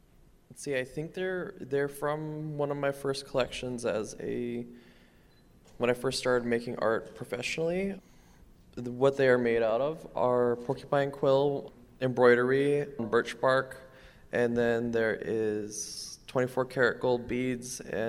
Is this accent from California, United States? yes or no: no; Belcourt, North Dakota, United States; I said I am from where the little river or the little creek that sings on the Turtle Mountain Indian Reservation, aka Belcourt, North Dakota. And then I also said I am from the White Crane Clan.